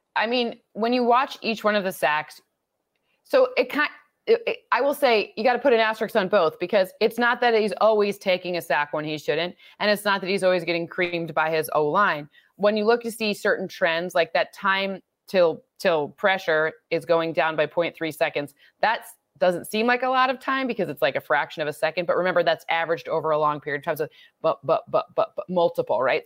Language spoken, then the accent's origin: English; Midwest, United States; I grew up in the Midwest where you tailgate on Saturday and Sunday